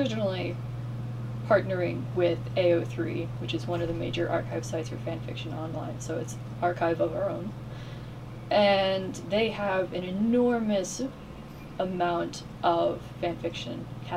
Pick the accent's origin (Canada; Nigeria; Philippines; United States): United States; Florida; I grew up in Florida